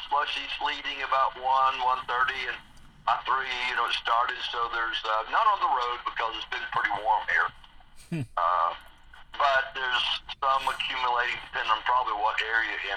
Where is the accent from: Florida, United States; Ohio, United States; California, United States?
Florida, United States; Tampa; moved away as an adult; also born or lived in South Carolina; Born and raised in Florida, went to high school in Tampa, graduated from University of South Florida